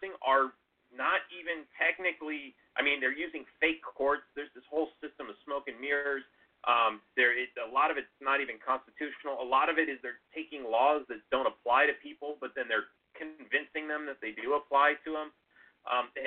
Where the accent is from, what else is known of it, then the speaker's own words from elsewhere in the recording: Los Angeles, California, United States; I grew up in Los Angeles